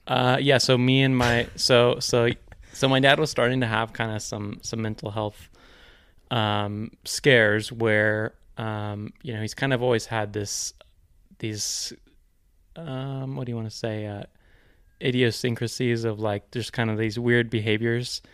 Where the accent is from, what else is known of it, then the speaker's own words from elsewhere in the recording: Ashland, United States; born and raised in Ashland